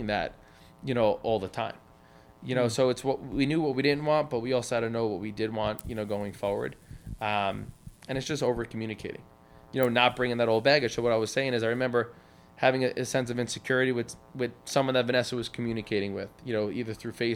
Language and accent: English; Smithtown, New York, United States; we grew up in Smithtown and we lived, you know, on the Nissaquag River